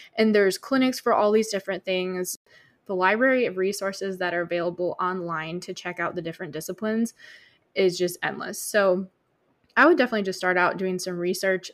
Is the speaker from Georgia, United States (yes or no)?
no; Michigan, United States; moved away; I grew up in Michigan